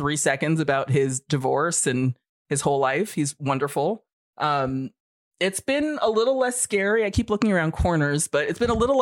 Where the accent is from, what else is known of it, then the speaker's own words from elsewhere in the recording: New York, United States; moved away as an adult; also born or lived in Alaska; I bought my first house and moved back to New York, and I'm living in my hometown on a tiny farm